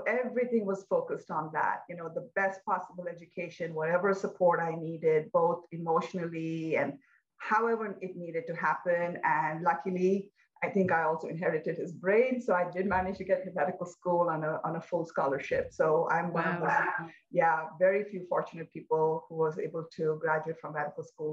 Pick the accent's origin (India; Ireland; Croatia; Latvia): India; I was born in India, pretty traditional middle-class family